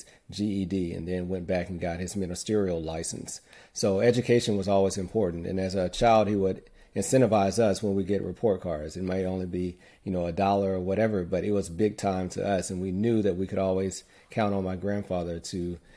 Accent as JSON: {"language": "English", "town": "Muscle Shoals", "region": "Alabama", "country": "United States", "tie": "born or raised there", "said": "born and raised in Muscle Shoals, Alabama."}